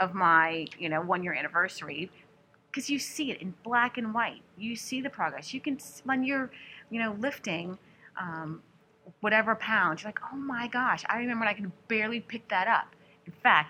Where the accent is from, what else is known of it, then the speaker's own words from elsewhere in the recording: New Orleans, Louisiana, United States; I'm from New Orleans